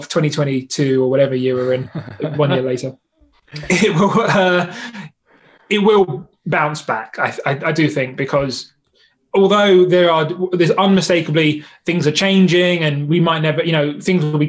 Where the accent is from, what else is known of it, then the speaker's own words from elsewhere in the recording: London, United Kingdom; I'm London through and through, like born and bred type thing.